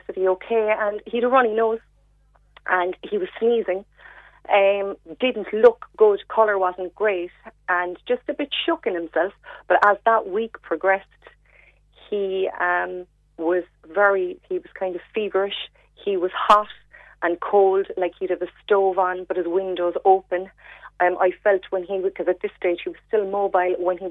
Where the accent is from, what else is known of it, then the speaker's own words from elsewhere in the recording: North Cork, Munster, Ireland; we're from North Cork originally